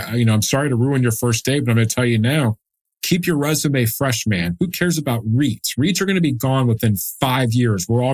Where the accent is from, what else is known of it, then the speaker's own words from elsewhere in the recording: Dallas, Texas, United States; also born or lived in Austin; I'm born and raised in Dallas, went to the University of Texas at Austin